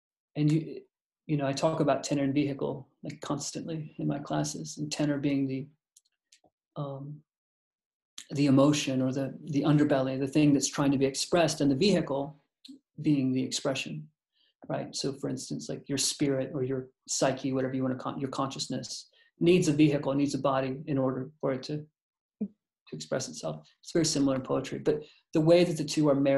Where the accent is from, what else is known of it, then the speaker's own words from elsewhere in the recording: the South, United States; I was from the South